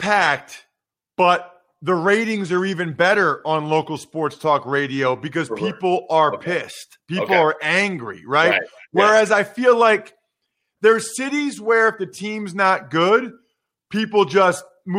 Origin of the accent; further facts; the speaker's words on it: Philadelphia, Pennsylvania, United States; So, you know, I'm from Philly, right?